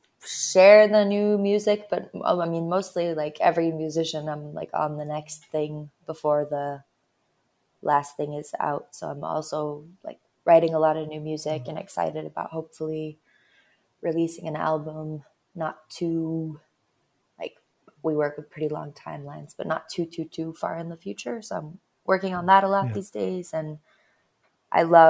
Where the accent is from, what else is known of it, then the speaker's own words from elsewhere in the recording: Stavanger, Rogaland, Norway; I'm from Stavanger, which is like on the West Coast.